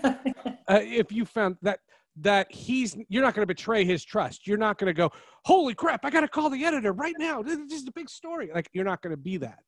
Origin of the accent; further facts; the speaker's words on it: New Jersey, United States; moved away; also born or lived in Seattle; I'm from New Jersey